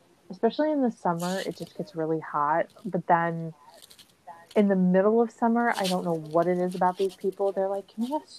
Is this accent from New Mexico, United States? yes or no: yes; Las Cruces, New Mexico, United States; moved away; also born or lived in Ohio; I grew up in Las Cruces. And so Las Cruces, we I mean, my high school, they used to roast the chili